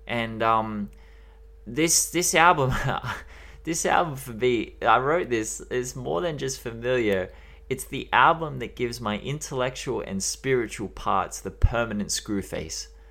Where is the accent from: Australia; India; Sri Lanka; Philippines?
Australia; accent: Australian; We have the worst accent in the world